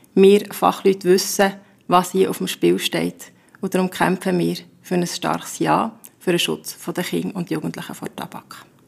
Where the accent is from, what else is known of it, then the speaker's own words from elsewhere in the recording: Bern, Switzerland; bei uns in Bern